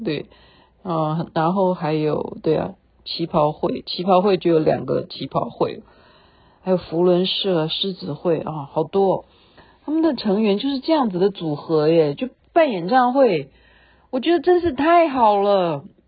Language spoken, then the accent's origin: Chinese; Taiwan; 对我们台湾人来讲